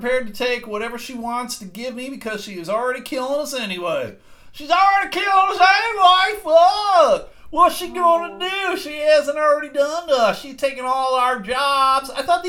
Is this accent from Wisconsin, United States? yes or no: no; New Mexico, United States; Because we're fucking from New Mexico.